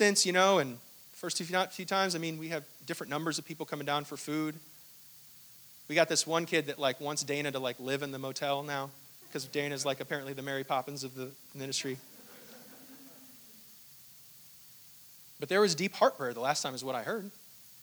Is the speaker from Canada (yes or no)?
no; Hong Kong; I was born in Hong Kong, and I don't remember a thing of it